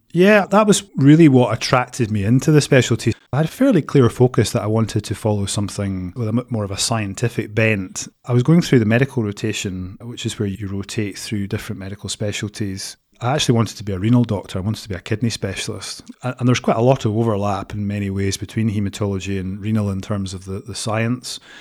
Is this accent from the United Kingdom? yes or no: yes; Edinburgh, Scotland, United Kingdom; now in Aberdeen, United Kingdom; I'm originally from Edinburgh.